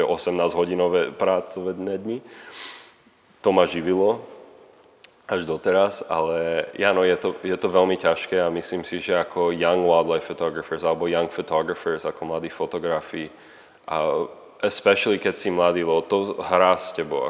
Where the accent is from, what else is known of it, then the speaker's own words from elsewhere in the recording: Slovakia; moved away as an adult; now in Canada; furt som Slovák a furt tu mám rodinu a, a furt tu mám kamarátov